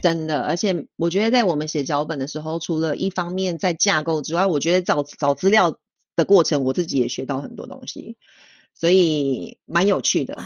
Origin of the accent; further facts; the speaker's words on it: Taiwan; now in Switzerland; 身为台湾人